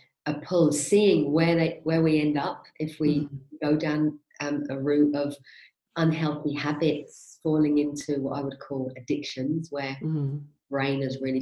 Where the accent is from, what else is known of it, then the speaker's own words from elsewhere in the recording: London, United Kingdom; moved away as an adult; now in Spain; I'm originally from West London, Maid of Ale